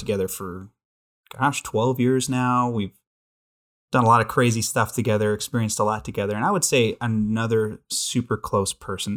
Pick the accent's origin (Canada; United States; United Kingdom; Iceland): United States; Billings, Montana; born and raised in Billings, Montana